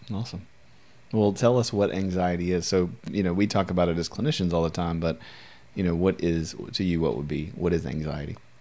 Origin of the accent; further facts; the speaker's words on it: Louisiana, United States; my entire life of being in Louisiana, most of my life